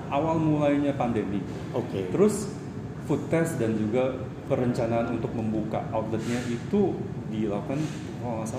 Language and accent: Indonesian; Indonesia; Nah, saya sebenarnya asli orang Indonesia.